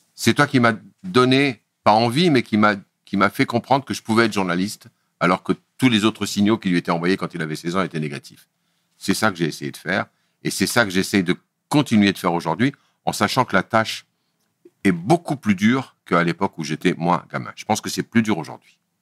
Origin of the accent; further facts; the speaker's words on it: Kabylie, Lorraine, Grand Est, France; first language Kabyle; French is a second language; je suis kabyle, berbère